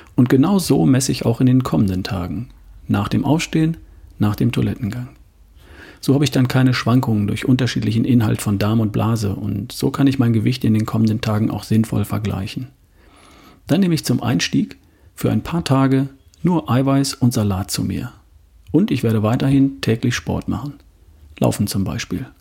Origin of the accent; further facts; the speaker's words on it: Southern Germany, Germany; hier bei uns im Süden